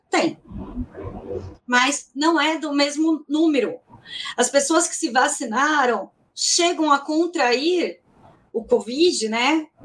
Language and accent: Portuguese; São Paulo, Brazil; E eu sou de São Paulo.